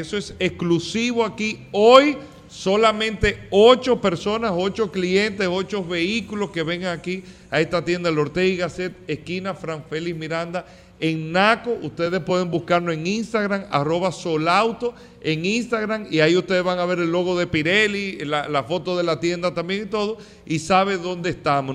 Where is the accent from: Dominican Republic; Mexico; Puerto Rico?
Dominican Republic; nosotros como dominicanos, República Dominicana